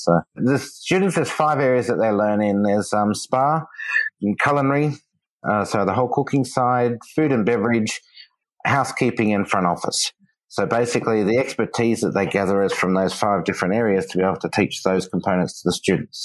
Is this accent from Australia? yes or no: yes; Australia; moved away; I'm Australian from Australia